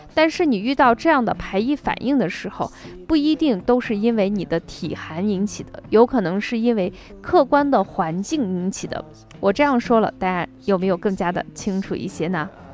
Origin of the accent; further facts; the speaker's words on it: northern China, China; 我是北方人